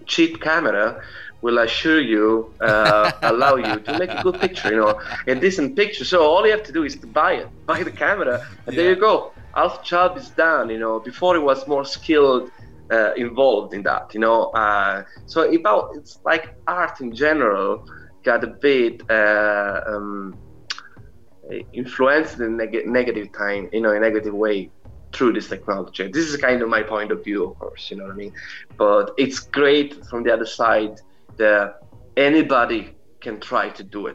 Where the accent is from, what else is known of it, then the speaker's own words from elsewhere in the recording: Italy; moved away as an adult; now in Ireland; I was born and raised in Italy. So I lived in Italy until I was 26. And then I moved here in Ireland